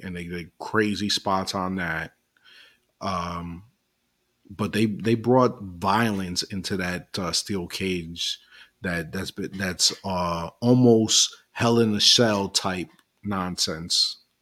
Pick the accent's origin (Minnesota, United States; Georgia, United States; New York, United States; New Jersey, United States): New York, United States; I'm from New York too